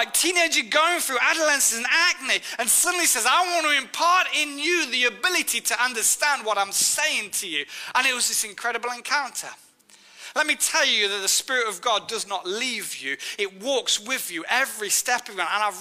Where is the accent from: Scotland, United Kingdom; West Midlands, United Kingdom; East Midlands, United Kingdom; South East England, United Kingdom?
East Midlands, United Kingdom; Nottingham; I'm from Nottingham